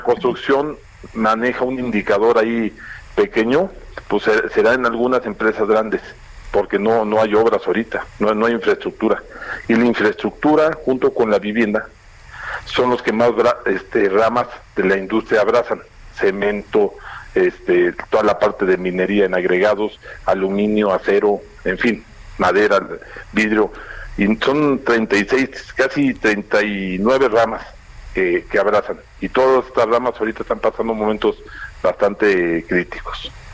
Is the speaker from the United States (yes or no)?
no; Mexico; como mexicanos